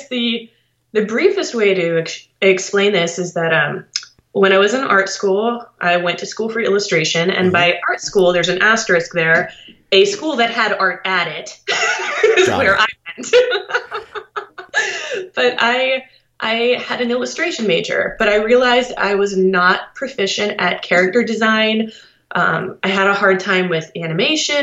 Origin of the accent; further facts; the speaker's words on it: Columbus, Ohio, United States; I'm from Columbus, Ohio